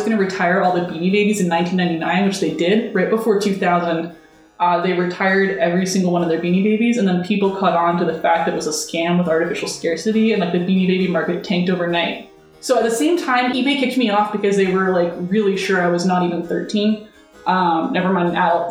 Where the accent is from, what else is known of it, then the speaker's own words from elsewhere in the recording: Canada; I grew up in Canada